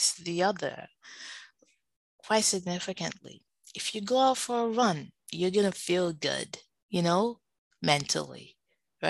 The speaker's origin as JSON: {"language": "English", "country": "Nigeria", "moved": "yes", "lives_now": "United States", "said": "as a Nigerian"}